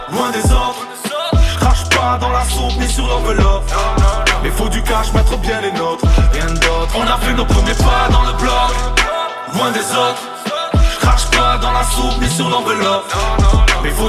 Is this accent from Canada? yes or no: no; France; Tout ce qui est arrivé à France, nous, on est français. Tous, chacun a la carte.